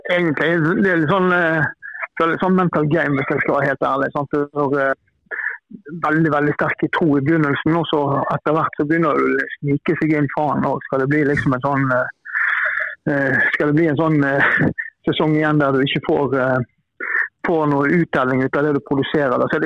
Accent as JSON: {"language": "Norwegian", "town": "Bergen", "region": "Vestland", "country": "Norway", "said": "Jeg er jo her fra Bergen"}